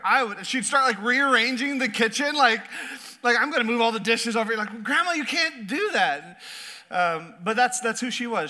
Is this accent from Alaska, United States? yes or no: yes; Southeast Alaska, United States; I was raised in Southeast Alaska